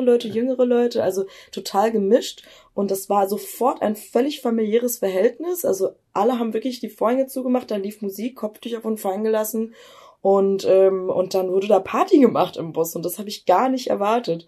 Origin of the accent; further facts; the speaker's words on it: Germany; ich bin in Deutschland geboren